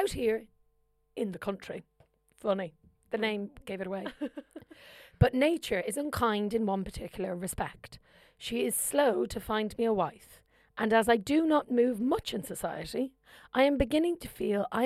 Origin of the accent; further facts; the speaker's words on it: Kildare, Leinster, Ireland; moved away; I'm from Kildare